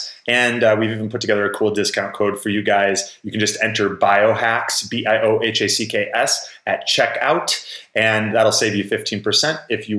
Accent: Chicago, Illinois, United States; now in Florida, United States; because I came from Chicago and moved down to a part of Florida that's much less populated.

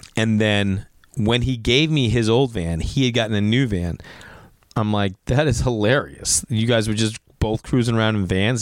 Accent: Stoneham, Massachusetts, United States; accent: Boston; now in Los Angeles, United States; I'm from Stoneham

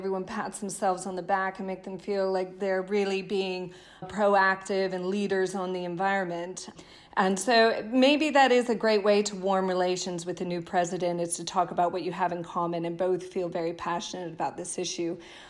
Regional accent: United States

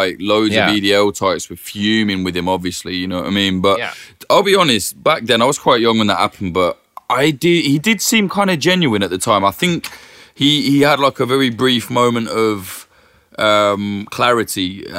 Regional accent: United Kingdom; As a Brit, I don't even know how to explain why, but it just is.

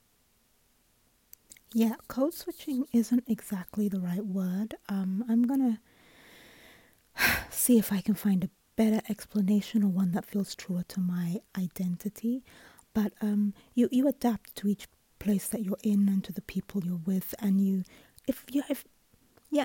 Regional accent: United Kingdom; moved away; I'm British because I was born and raised in the UK

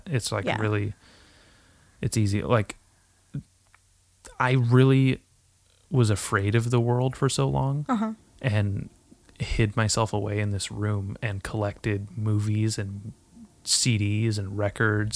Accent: Nipomo, California, United States; moved away; the places I grew up in Napomo

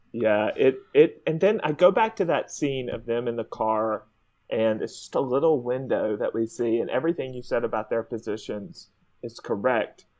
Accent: Mississippi, United States; I'm from Mississippi

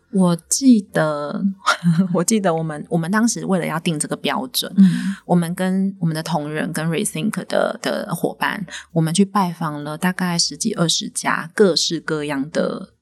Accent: Taiwan; 我们台湾人不缺粮没错

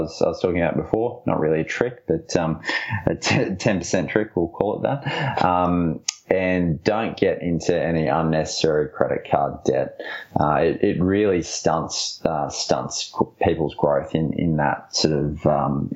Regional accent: Brisbane, Queensland, Australia; I'm from Brisbane, clearly. I'm actually not biased to Brisbane because I live here and love it.

